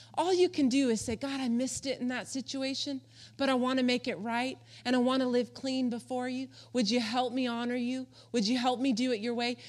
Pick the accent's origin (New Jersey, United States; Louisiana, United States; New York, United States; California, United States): California, United States; Palm Springs; I grew up in Palm Springs, California, out in the desert